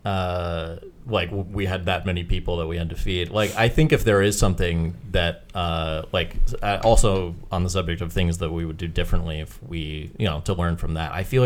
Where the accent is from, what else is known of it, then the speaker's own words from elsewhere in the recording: North Carolina, United States; moved away as an adult; now in Los Angeles, United States; I'm also from North Carolina